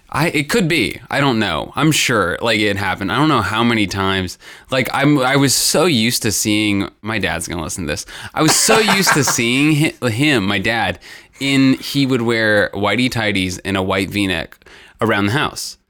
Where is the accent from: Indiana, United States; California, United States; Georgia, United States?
Indiana, United States; northern; now in Cincinnati, United States; I'm from Indiana, like, northern